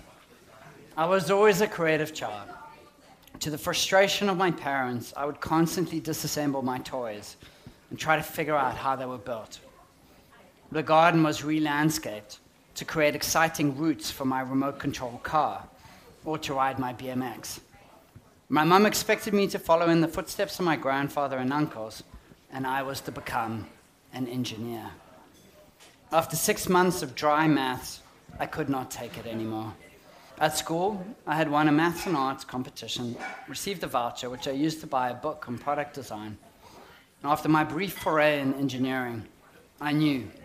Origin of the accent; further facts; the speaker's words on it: Johannesburg, Gauteng, South Africa; accent: South African; moved away as an adult; now in Auckland, New Zealand; As you can hear from my accent, I'm a South African, born and brought up in Johannesburg, only recently moved to this beautiful island in the Pacific